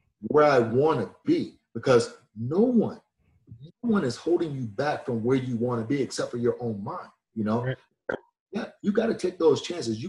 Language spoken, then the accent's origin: English; Atlanta, Georgia, United States; I was born in the South. You know, I was born in Atlanta